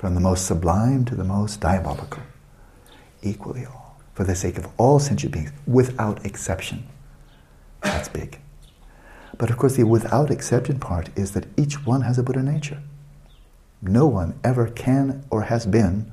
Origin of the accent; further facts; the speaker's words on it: California, United States; my home state